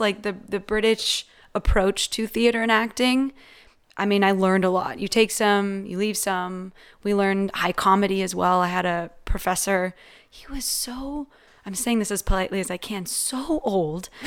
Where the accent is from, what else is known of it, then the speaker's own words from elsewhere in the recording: San Mateo County, Bay Area, California, United States; I'm from San Francisco